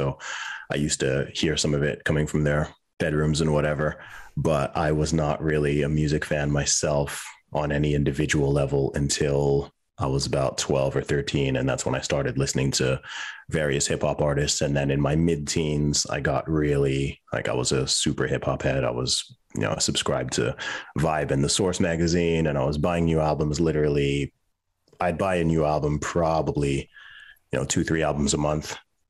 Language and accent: English; Saudi Arabia; moved away as an adult; also born or lived in England / United Kingdom; So I was born in England. When I was a baby, my family moved to Saudi Arabia. So that's where I was raised, and I went to school there until the age of 11, but actually lived in the country technically until I was 20.